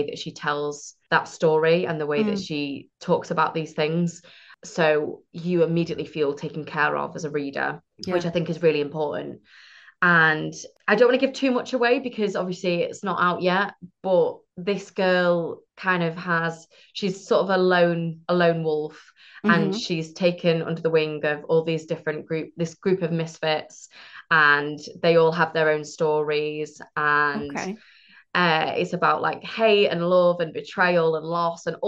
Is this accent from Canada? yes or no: no; Manchester, North West England, United Kingdom; I'm from Manchester